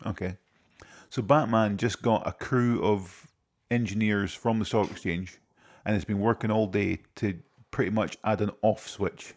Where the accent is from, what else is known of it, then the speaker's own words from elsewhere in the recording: Scotland, United Kingdom; I'm Scottish